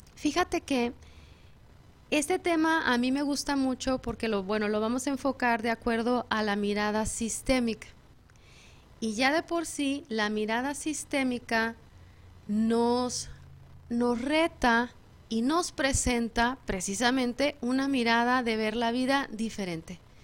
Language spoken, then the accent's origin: Spanish; Mexico; moved away; yo que soy mexicana en México